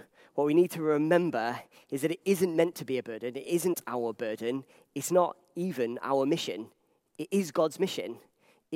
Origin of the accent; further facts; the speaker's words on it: Liverpool, North West England, United Kingdom; I'm from Liverpool